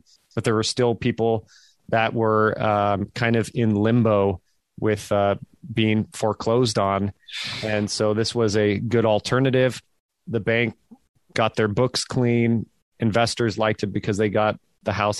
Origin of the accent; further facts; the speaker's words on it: Fremont, California, United States; moved away as an adult; also born or lived in San Francisco, California; now in Nashville, United States; raised in Fremont myself